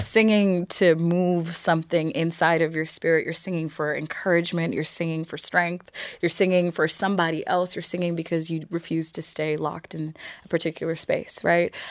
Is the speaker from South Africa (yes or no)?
no; Ireland; I am here and I'm Irish and I'm not going anywhere.